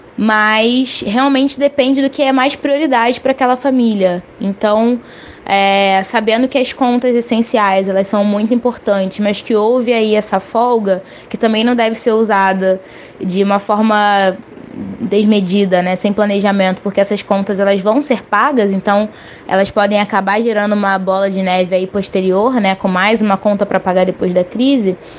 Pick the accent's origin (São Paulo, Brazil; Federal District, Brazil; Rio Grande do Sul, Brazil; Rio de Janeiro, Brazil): Rio de Janeiro, Brazil; sou carioca, de 24 anos